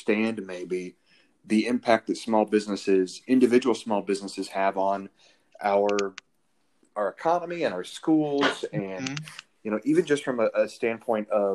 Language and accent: English; Indiana, United States; moved away; back where I'm from Indiana. There's a small town in Indiana, and there's a local like butcher / grocery store, you know, kind of a hole in the wall place. And I remember vividly growing up